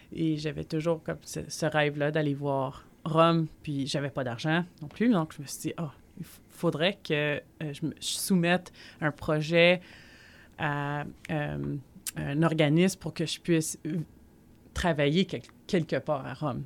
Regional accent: Montreal, Quebec, Canada; also born or lived in Gatineau; je suis née à Montréal

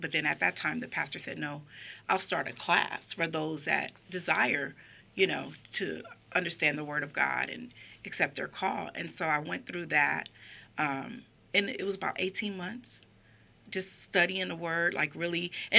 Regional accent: Chicago, Illinois, United States; also born or lived in Aurora, Illinois; I'm from Illinois, from Chicago, Illinois. Well, I was born in Aurora, Illinois, but yeah, I'm from Illinois.

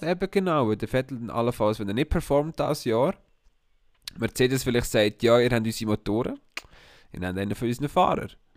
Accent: Switzerland

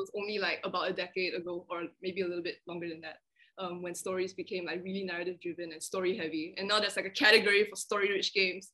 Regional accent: Malaysia; also born or lived in Australia; I just grew up, like, born and raised in Malaysia

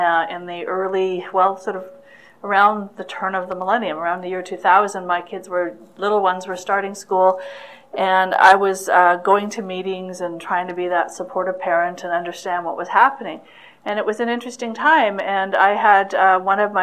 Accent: Vancouver, British Columbia, Canada; I'm born and raised in Vancouver, went to school in Vancouver

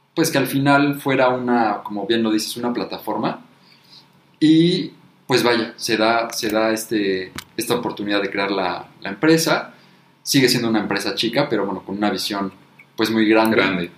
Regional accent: Mexico; como mexicano

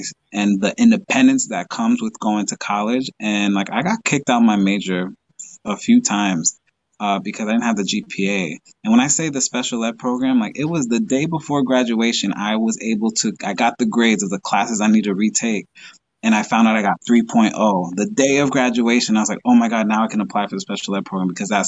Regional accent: Dominican Republic; now in Long Island, United States; I'm from the Dominican Republic, so I love going there. But to be honest, I like to go home. I'm away from my family, so going back home to New York, Long Island, that's always a fun time for me.

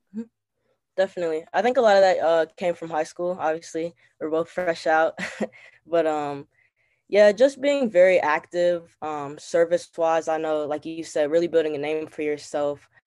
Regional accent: Cincinnati, Ohio, United States; moved away as an adult; now in Washington, D.C., United States; I'm from Cincinnati, Ohio

